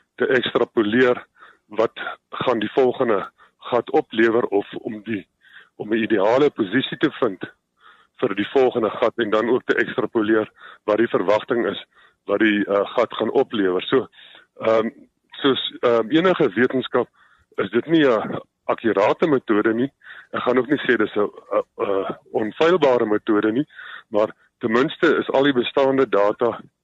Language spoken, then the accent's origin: Afrikaans; Swartland, Western Cape, South Africa; die Swartland in die in die Weskaap omgewing waar ek vandaan kom